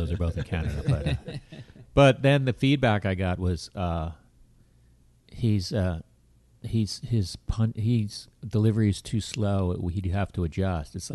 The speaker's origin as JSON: {"language": "English", "region": "Florida", "country": "United States", "tie": "born or raised there", "also_born_or_lived": "Parkland, Florida / Gainesville, Florida", "moved": "as an adult", "lives_now": "New York, United States", "said": "I was 8 years old, and my dad's company, the whole company, moved down"}